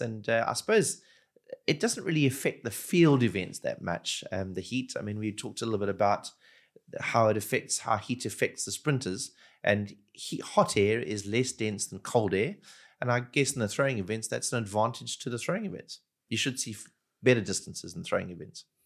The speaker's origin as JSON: {"language": "English", "town": "Durban", "region": "KwaZulu-Natal", "country": "South Africa", "tie": "born or raised there", "said": "I grew up in Durban, which is a very tropical part of South Africa"}